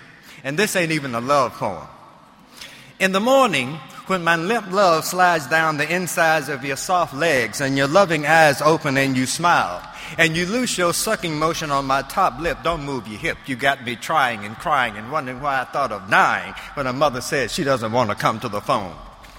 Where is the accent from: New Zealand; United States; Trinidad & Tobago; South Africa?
United States; Mississippi; born there; Hope everybody is having a great time. I'm one of those very fortunate guys. I was born in the Delta, Mississippi.